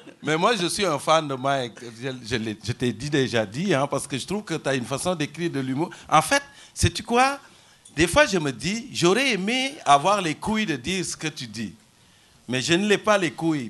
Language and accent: French; Senegal; moved away as an adult; also born or lived in Rimouski, Canada; now in Longueuil, Canada; Je suis parti du Sénégal